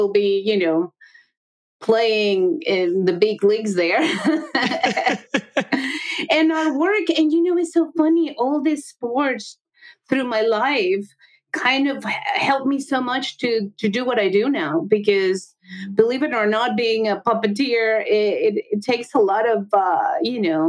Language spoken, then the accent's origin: English; Mexico City, Mexico; moved away; I'm from Mexico. I grew up with baseball and other sports